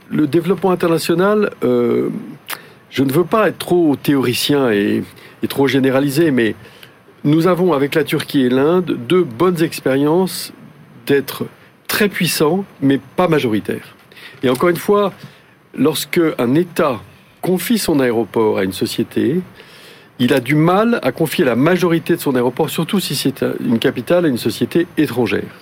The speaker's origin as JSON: {"language": "French", "country": "France", "said": "je crois que, en tant que Français, nous avons une expertise de euh, l'appareil commercial"}